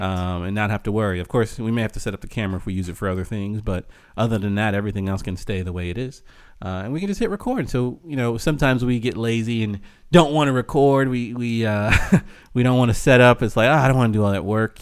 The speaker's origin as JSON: {"language": "English", "country": "United States", "said": "we're American"}